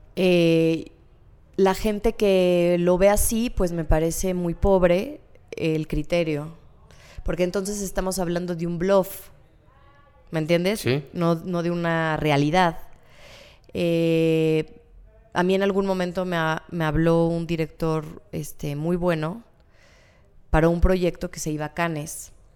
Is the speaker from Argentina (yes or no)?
no; Mexico; nosotros como mexicanos